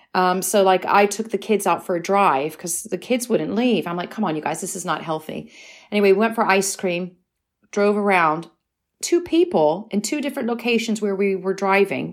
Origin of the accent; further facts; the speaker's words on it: United States; now in United Kingdom; I'm American